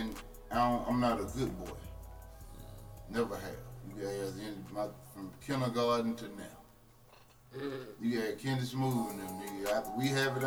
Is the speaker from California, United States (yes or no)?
no; Memphis, Tennessee, United States; moved away; I come from Memphis, where everything is black